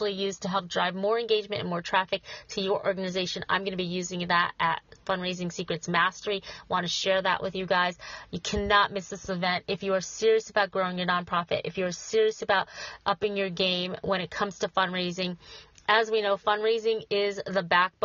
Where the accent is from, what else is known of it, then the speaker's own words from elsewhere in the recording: Schenectady, New York, United States; Schenectady, New York, my hometown